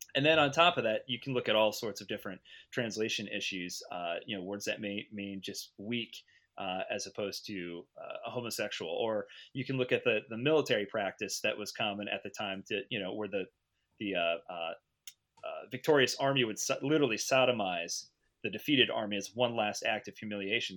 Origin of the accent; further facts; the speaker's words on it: United States; as an American